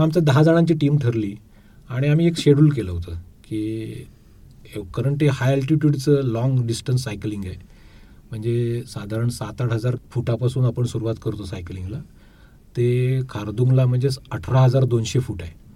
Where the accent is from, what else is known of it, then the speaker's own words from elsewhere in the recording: Kolthare, Maharashtra, India; moved away as an adult; now in Pune, India; मूळचा मी कोकणचा आहे दापोली तालुक्यात कोळथरे आमचं एक छोटंसं गाव आहे